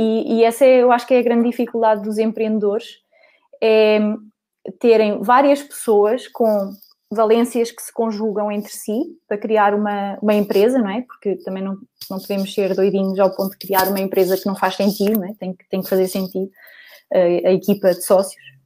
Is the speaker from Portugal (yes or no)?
yes; Coimbra, Centro, Portugal; sou de Coimbra